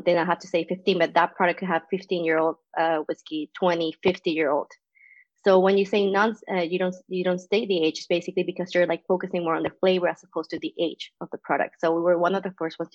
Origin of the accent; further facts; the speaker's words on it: Venezuela; moved away as an adult; also born or lived in Colombia; now in Canada; As you know for the accent, I'm not from Canada either. I'm from Venezuela.